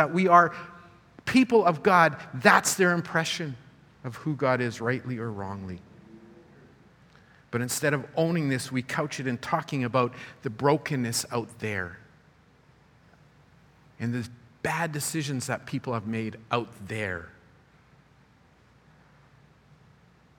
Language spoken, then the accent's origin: English; Canada; My parents immigrated from South America and I was born here.